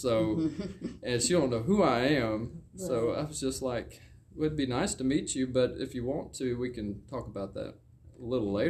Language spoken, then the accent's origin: English; Coushatta, Louisiana, United States; I'm actually not from here. I'm from Coushatta. It's about an hour south of here, a small town.